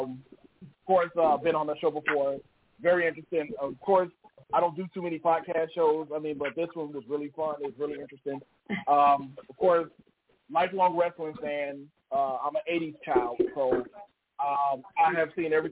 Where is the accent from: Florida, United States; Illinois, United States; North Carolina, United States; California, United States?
Illinois, United States; Chicago; I am from Chicago, born and raised